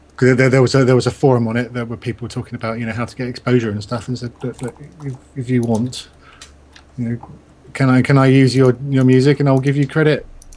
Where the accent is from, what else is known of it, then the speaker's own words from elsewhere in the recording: Scotland, United Kingdom; I'm Scottish, and the biggest Scottish YouTuber I know of is Sneaky Mode.